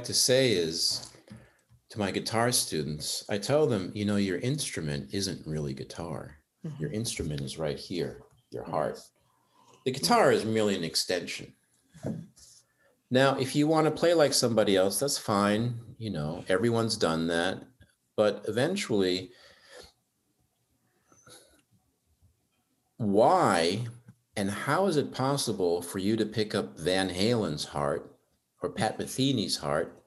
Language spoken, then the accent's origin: English; Germany; moved away as an adult; now in United States; I grew up in Germany, and up until age 19, nobody called me